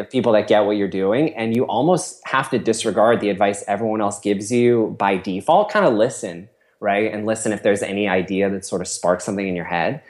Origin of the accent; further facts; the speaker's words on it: Cupertino, California, United States; I grew up in Cupertino, which is sort of in Silicon Valley